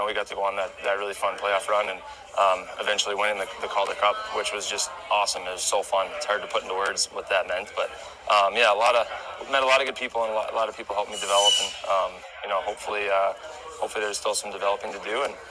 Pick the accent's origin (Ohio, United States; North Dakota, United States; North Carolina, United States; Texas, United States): North Dakota, United States; Minot; I got to bring the cup home this summer to my hometown in Minot, and a lot of people came out and supported